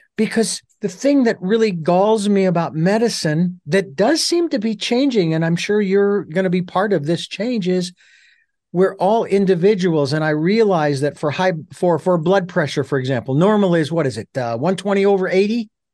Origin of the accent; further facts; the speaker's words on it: Phoenix, Arizona, United States; now in Santa Barbara, United States; I'm originally from Phoenix. I live in Santa Barbara